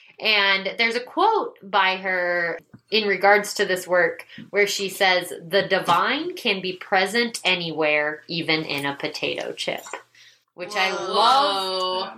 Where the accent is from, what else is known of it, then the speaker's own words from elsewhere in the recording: Midwest, United States; I grew up in the Midwest